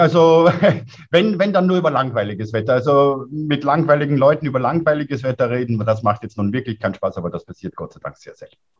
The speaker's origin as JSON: {"language": "German", "region": "Lower Austria", "country": "Austria", "moved": "yes", "lives_now": "Innsbruck, Austria", "said": "selbst als Niederösterreicher"}